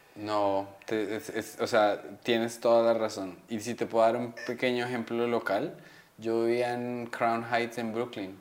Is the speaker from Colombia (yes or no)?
yes; Colombia; tengo cara de colombiano rudo